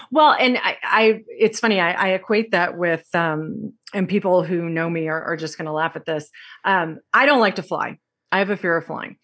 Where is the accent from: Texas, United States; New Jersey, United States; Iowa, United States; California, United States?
Texas, United States; I grew up in Texas and I grew up with a very large family